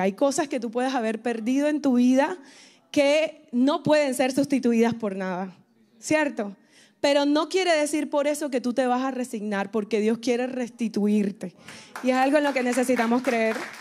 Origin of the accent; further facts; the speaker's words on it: Colombia; now in Miami, United States; soy colombiana, tengo el honor, eso, aquí está Colombia presente